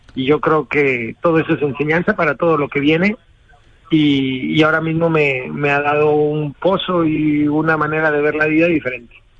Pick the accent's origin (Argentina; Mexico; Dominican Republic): Mexico; Yo como toro mexicano